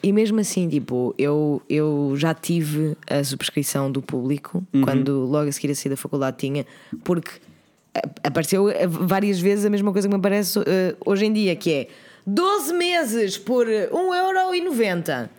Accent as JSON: {"language": "Portuguese", "town": "Oeiras", "region": "Lisbon", "country": "Portugal", "tie": "born or raised there", "said": "eu nasci em Oeiras, eu cresci. Sim, em eu Oeiras. cresci em Oeiras também"}